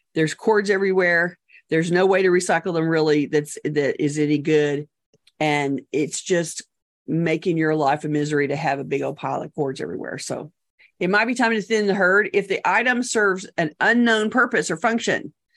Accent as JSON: {"language": "English", "country": "United States", "said": "we as American consumers"}